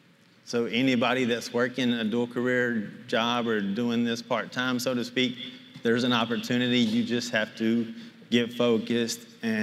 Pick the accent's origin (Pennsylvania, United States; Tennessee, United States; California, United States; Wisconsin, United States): Tennessee, United States; Murfreesboro; We're from Nashville, Tennessee, Murfreesboro area, just south of Nashville.